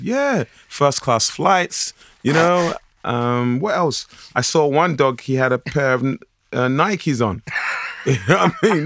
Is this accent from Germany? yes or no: no; London, United Kingdom; I was growing up in Plaster, East London.